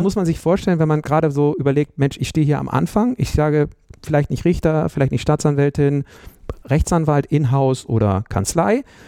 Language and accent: German; Bremen, Germany; moved away as an adult; also born or lived in Münster; ich bin in Bremen aufgewachsen